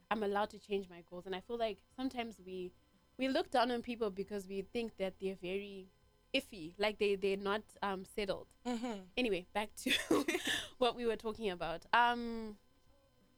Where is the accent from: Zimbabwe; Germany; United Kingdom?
Zimbabwe; I'm from Zimbabwe